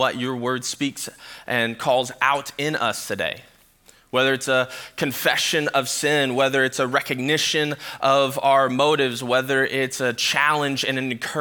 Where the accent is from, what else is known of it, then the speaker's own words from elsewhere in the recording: Sacramento, California, United States; now in Michigan, United States; I grew up in Sacramento, California